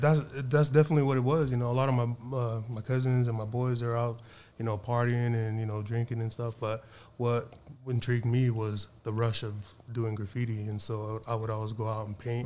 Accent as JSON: {"language": "English", "town": "Suva", "region": "Central Division", "country": "Fiji", "tie": "born or raised there", "moved": "yes", "lives_now": "United States", "said": "I was born in Suva"}